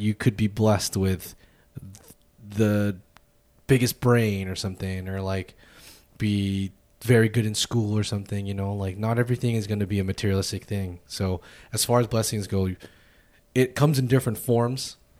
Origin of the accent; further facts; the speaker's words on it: United States; us as American people